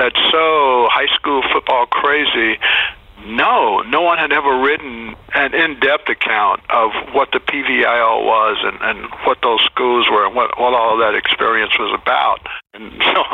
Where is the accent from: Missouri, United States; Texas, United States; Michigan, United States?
Texas, United States; Houston; growing up in Houston during the segregated era